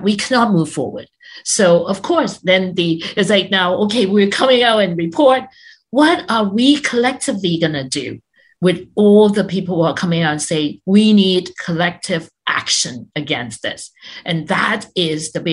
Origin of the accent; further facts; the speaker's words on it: Canada; we pride ourselves as being a multicultural country